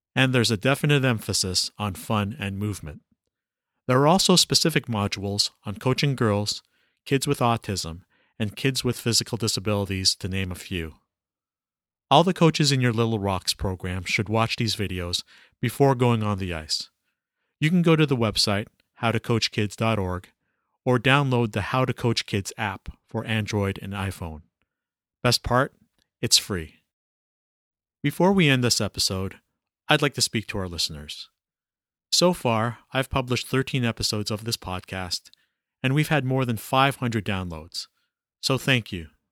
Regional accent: Toronto, Ontario, Canada; I was born in Toronto in the seventies and raised and educated here. For most of my life, I lived in Scarborough, a suburb of Toronto

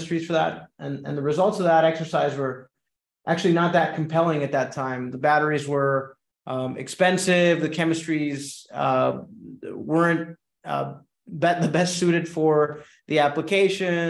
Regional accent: Caracas, Capital District, Venezuela; moved away; I'm originally from Caracas, Venezuela. So I'm naturally bilingual and bicultural

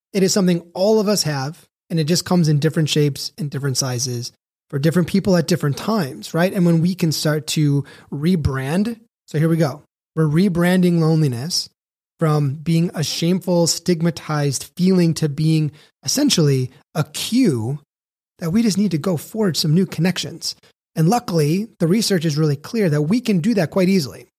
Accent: Chicago, Illinois, United States; moved away as an adult; also born or lived in Elko, Nevada; I had to move from my hometown of Chicago, Illinois, population twelve million, to a place called Elko, Nevada

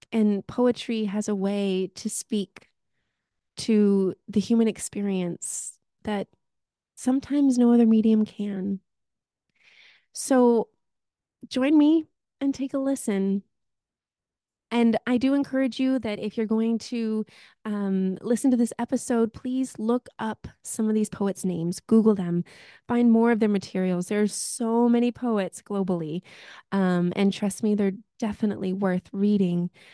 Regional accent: United States; now in Victoria, Canada; am an immigrant from the United States of America

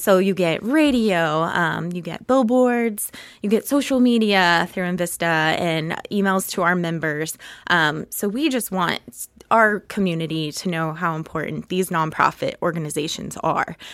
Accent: Topeka, Kansas, United States; I grew up in Topeka

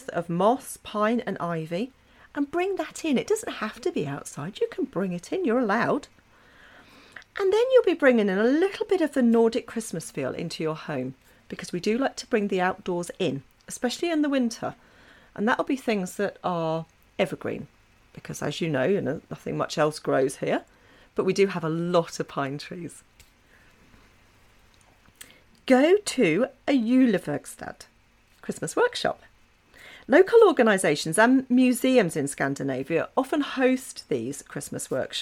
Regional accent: England, United Kingdom; moved away as an adult; now in Norway; when I lived in England, because I'm English

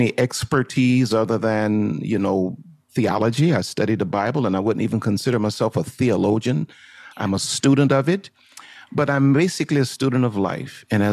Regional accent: New Orleans, Louisiana, United States; also born or lived in Houston, Texas; I am from New Orleans, Louisiana. I live between New Orleans, Louisiana, and Houston, Texas

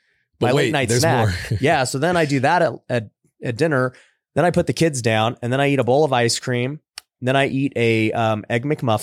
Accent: Philippines; Dude, I love them. I'm Filipino, dude. I love dried mangoes.

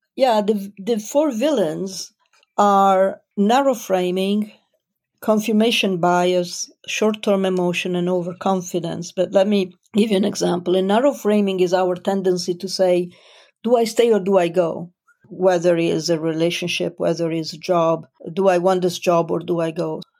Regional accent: Italy; moved away as an adult; also born or lived in Milan / Switzerland / United Kingdom / France; I was born in Italy

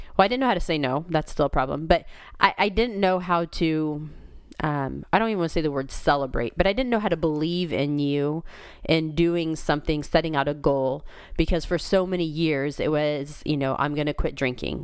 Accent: Kansas, United States; now in Missouri, United States; I was born and raised in Kansas

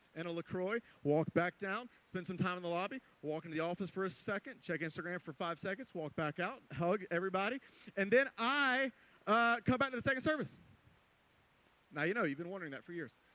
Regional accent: Greenville, South Carolina, United States; moved away; I went to Greenville, uh, my hometown, South Carolina

